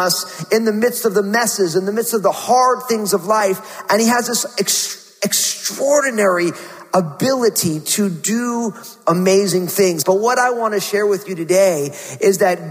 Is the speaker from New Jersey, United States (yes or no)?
yes; New Jersey, United States; I went to Rutgers University in my home state of New Jersey